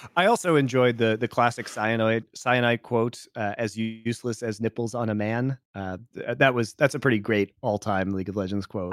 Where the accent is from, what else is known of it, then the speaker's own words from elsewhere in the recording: United States; moved away; also born or lived in Ireland; As an American